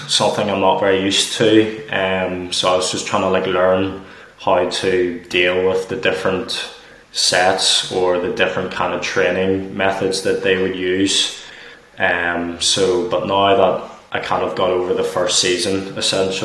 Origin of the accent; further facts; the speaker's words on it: Northern Ireland, United Kingdom; moved away as an adult; now in Stirling, United Kingdom; because I was born in Northern Ireland, I'm from Northern Ireland